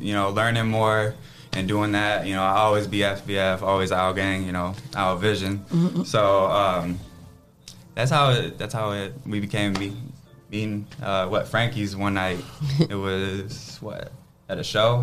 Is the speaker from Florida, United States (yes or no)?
no; Toledo, Ohio, United States; born and raised in Toledo, East Side